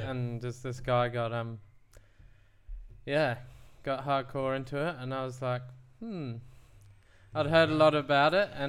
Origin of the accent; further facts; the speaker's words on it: New Zealand; also born or lived in England; um, so I was born in England till I was eight years old. Um, at which point my family um, moved to New Zealand um, to plant a church